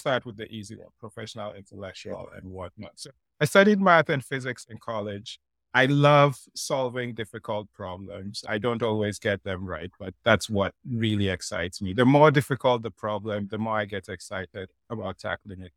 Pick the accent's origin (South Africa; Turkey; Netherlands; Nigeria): Nigeria; moved away; also born or lived in Ghana; I grew up, I come from Ghana, I grew up in Nigeria